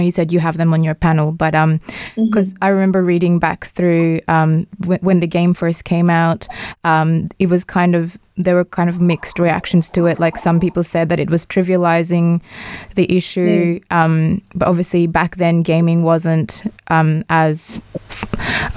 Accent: Australia; as Australian citizens, even though we are not refugees

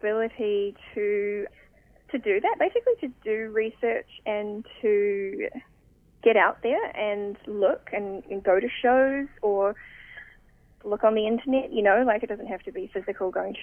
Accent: New Zealand; moved away as an adult; now in Sydney, Australia; I am from New Zealand originally, but I am now based in Sydney and I've been there for nearly 4 years.

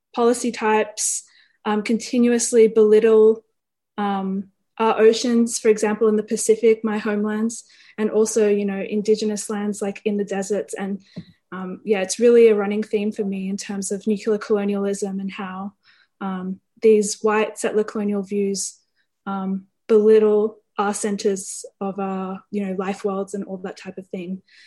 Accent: Sydney, New South Wales, Australia; moved away as an adult; now in Canberra, Australia; I'm a Fijian and Italian diasporic woman who was born and raised on Gadigal land of the Eora Nation

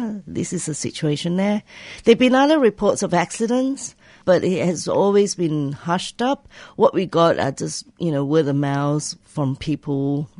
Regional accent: Kuantan, Pahang, Malaysia; But it is still bad in that it gave Kuantan, as my hometown, a very bad reputation.

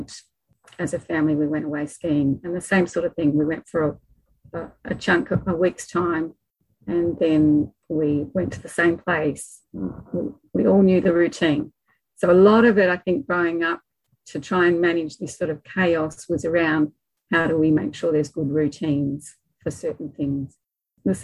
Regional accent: Melbourne, Victoria, Australia; I grew up in Melbourne, Victoria, and just in the leafy suburbs out in the northeastern

